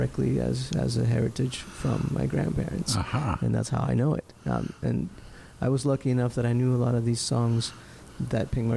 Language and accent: English; Lima, Peru; I was born in Lima, Peru